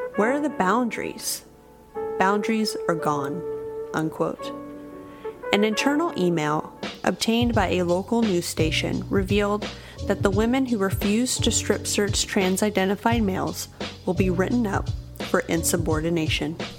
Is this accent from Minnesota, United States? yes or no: no; Sacramento, California, United States; In my hometown of Sacramento, California